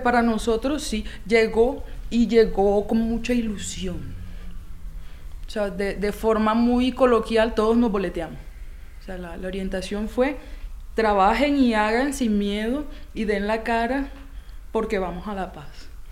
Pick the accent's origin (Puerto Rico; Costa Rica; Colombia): Colombia; Barranquilla, Atlántico; now in Pondores, Colombia; Yo nací en Barranquilla, en Barranquilla en 1990, calles de tierra, niñitos en la calle